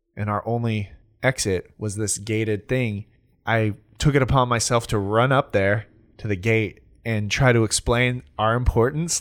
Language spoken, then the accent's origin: English; California, United States; I'm from California